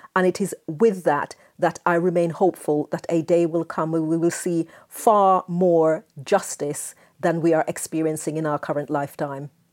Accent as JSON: {"language": "English", "country": "Jamaica", "tie": "born or raised there", "moved": "yes", "said": "I spent my formative years in Jamaica, as you may be able to tell from my accent"}